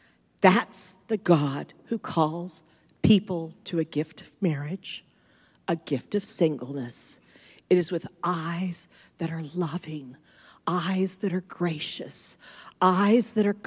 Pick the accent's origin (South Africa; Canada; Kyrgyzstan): South Africa; Cape Town, Western Cape; So I'm from Cape Town.